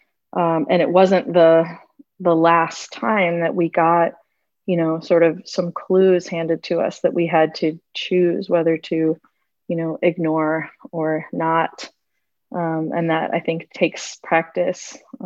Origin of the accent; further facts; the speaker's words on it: Minnesota, United States; moved away as an adult; also born or lived in Costa Rica; now in Asheville, United States; I'm from Minnesota, so I've never lived in the South